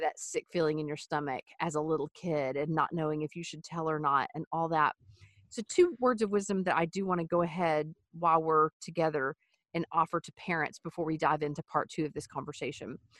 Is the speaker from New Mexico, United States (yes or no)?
no; East Texas, United States; I grew up in the Wild West in East Texas